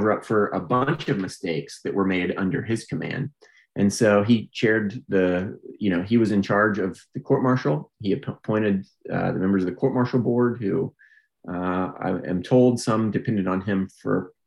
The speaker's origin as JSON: {"language": "English", "town": "Pensacola", "region": "Florida", "country": "United States", "tie": "born or raised there", "said": "I grew up in Pensacola, Florida, which is a Navy town"}